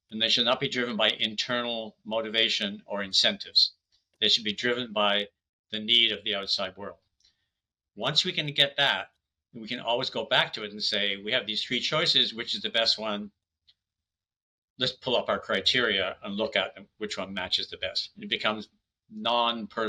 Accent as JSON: {"language": "English", "country": "Canada", "said": "I'm Canadian"}